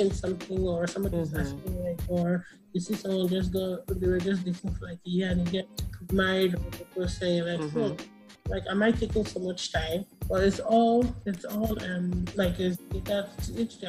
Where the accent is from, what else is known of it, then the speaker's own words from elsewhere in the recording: Nigeria; as an Nigerian girl